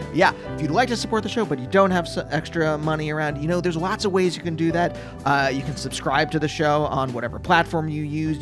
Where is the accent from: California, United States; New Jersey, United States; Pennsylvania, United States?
Pennsylvania, United States; moved away as an adult; also born or lived in New York; I'm from Pennsylvania